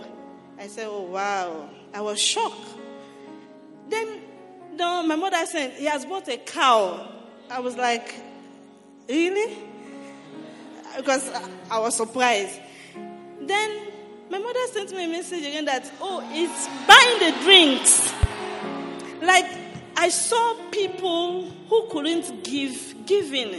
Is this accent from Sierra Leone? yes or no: yes; Sierra Leone; moved away; I am from Sierra Leone